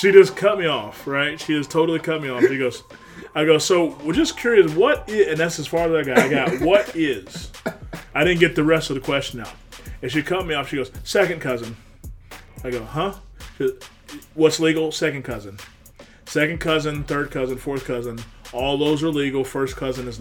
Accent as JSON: {"language": "English", "region": "West Virginia", "country": "United States", "tie": "born or raised there", "said": "my home state"}